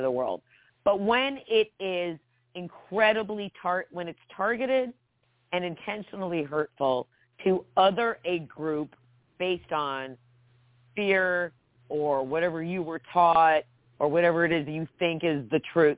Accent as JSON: {"language": "English", "region": "New Jersey", "country": "United States", "tie": "born or raised there", "also_born_or_lived": "Georgia", "moved": "yes", "said": "I grew up in Jersey, so Delaware is right next door"}